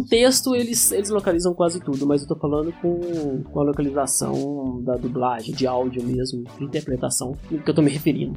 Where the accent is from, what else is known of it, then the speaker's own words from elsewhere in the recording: Belo Horizonte, Minas Gerais, Brazil; eu cresci em Belo Horizonte, eu sou de BH